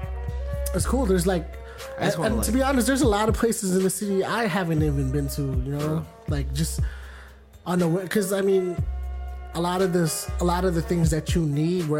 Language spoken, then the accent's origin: English; San Francisco, California, United States; I'm from San Francisco